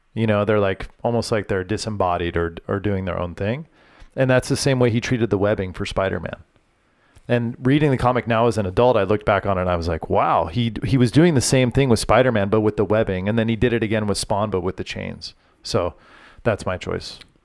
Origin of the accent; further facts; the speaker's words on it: Orange, California, United States; I grew up in the city of Orange in Orange County